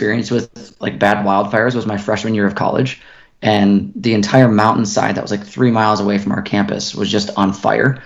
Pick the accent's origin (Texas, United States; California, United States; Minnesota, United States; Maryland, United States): Minnesota, United States; now in Boulder, United States; I grew up in Minnesota, so I'm very used to heat and humidity, but I also now live full time at altitude.